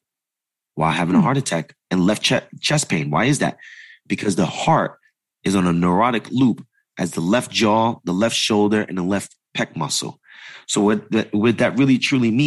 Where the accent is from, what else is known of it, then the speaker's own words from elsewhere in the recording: East Coast, United States; moved away; also born or lived in New York City; I come from the East Coast, right? My first business is in New York